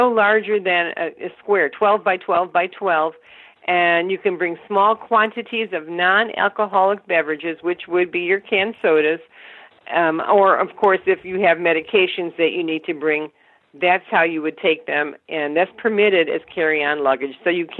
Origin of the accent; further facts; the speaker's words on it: Nome, Alaska, United States; To tell people I was, and I was born in Nome.